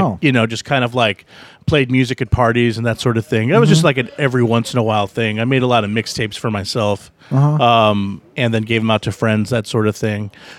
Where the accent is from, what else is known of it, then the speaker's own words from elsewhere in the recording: McAllen, Texas, United States; moved away as an adult; also born or lived in Laredo, Texas / Austin, Texas; now in New Orleans, United States; I grew up in South Texas, kind of grew up in McAllen, Texas, way down towards the bottom. And lived there for like 18 years, split time between there and Laredo, Texas, another border town just south of San Antonio. And kind of like lived all around Texas, lived in Austin